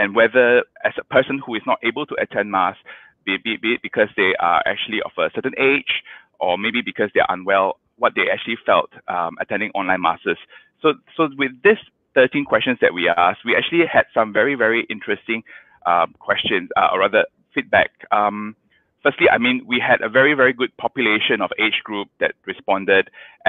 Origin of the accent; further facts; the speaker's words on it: Kajang, Selangor, Malaysia; I grew up in Kajang